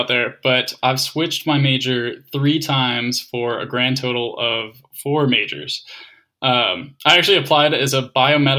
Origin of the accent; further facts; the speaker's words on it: Calgary, Alberta, Canada; moved away; growing up in Calgary